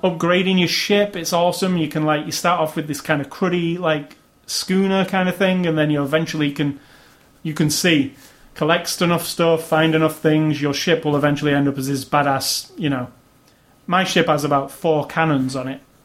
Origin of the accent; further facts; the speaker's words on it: Manchester, North West England, United Kingdom; my hometown of Manchester